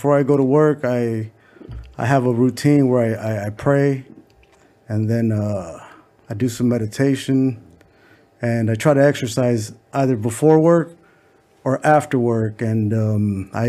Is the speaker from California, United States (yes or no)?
yes; Los Angeles, California, United States; also born or lived in the Valley; I grew up in Echo Park